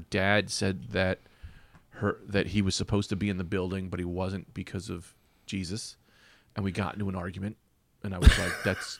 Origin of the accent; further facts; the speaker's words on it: Bloomfield, New Jersey, United States; Yeah, I'm from Jersey.